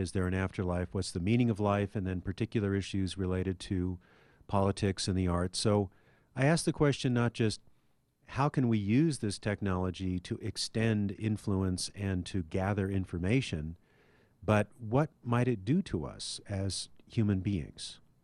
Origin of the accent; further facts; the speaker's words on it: Anchorage, Alaska, United States; now in Denver, United States; We had three channels when I was growing up in Anchorage, Alaska